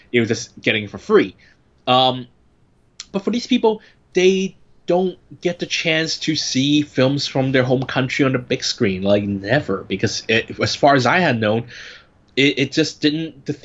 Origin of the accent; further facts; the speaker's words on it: San Francisco, California, United States; When I was growing up in San Francisco